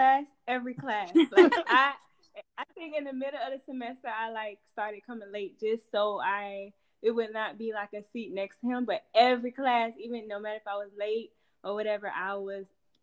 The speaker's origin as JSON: {"language": "English", "town": "Tallahassee", "region": "Florida", "country": "United States", "said": "I am 30 years old. I'm a mom. I am from Tallahassee, Florida."}